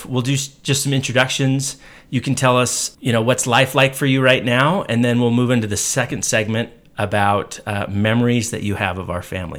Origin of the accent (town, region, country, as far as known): Utah, United States; born or raised there; also born or lived in Texas / Orem, Utah / Murray, Utah